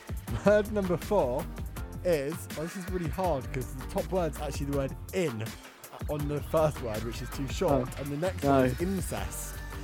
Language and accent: English; London, United Kingdom; I'm from London.